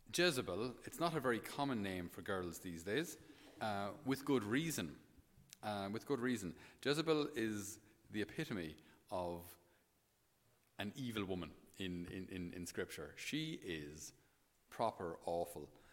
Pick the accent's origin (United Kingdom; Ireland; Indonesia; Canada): Ireland; Thurles, Munster; passing through my hometown today in Thurles